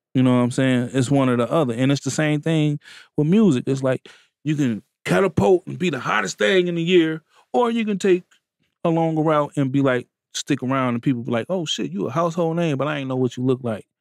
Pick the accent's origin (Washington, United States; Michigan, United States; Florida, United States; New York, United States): Michigan, United States; Benton Harbor; I come from Benton Harbor, Michigan